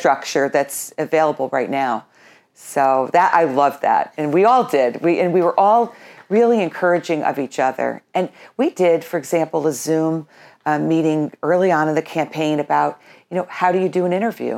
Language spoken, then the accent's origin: English; Colonie, New York, United States; moved away as an adult; now in Burnt Hills, United States; my whole family, uh, growing up in Colony, we all worked for the town of Colony